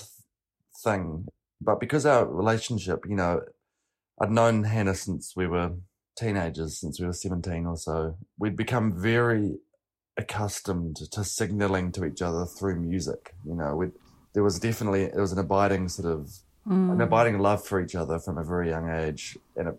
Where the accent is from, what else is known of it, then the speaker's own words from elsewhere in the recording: Lyttelton, Canterbury, New Zealand; growing up in Littleton